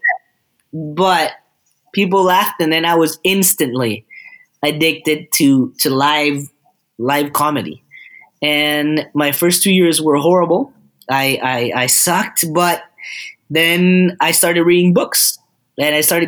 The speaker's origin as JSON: {"language": "English", "country": "Costa Rica", "moved": "yes", "said": "I am from Costa Rica"}